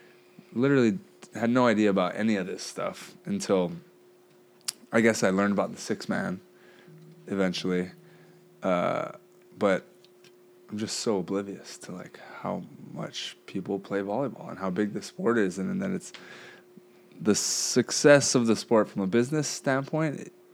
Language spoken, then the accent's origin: English; Hawaii, United States; moved away; growing up in Hawaii, there's not really anything.